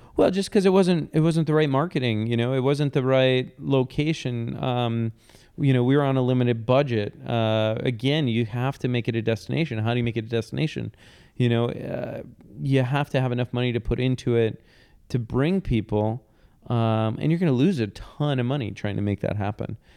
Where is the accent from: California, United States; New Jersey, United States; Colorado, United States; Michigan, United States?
Michigan, United States; Detroit; moved away as an adult; also born or lived in Bay Area / Brooklyn; Detroit, my, my hometown